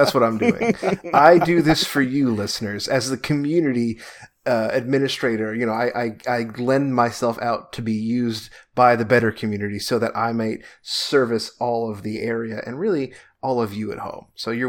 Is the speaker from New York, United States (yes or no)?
yes; Long Island, New York, United States; So, I guess I was born and raised in Long Island, so I left New York, and then now I've returned to New York after a 13-year hiatus